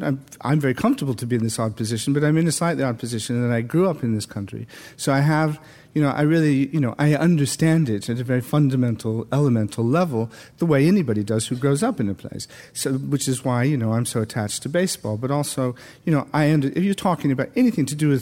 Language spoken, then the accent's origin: English; Iowa, United States; moved away as an adult; also born or lived in Hanover, New Hampshire; now in England; growing up in Iowa, particularly in the 50s